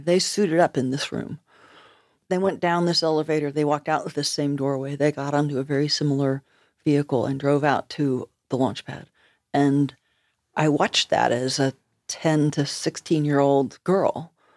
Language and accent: English; United States; moved away as an adult; also born or lived in Nova Scotia, Canada; I'm an American, but I'm living in Nova Scotia